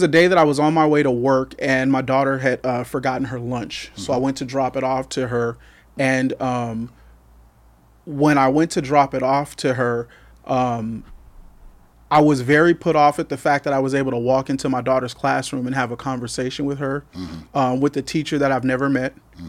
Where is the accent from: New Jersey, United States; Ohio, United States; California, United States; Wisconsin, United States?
California, United States; So I was born and raised here in the Valley. I am one of four children. My mother's a native of the Valley. My family migrated here from Texas.